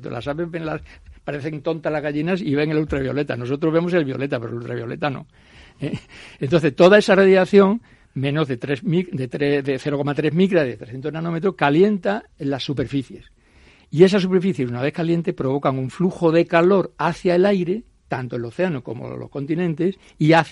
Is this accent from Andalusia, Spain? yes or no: yes; Coria del Río, Andalusia, Spain; yo soy sevillano de nacimiento.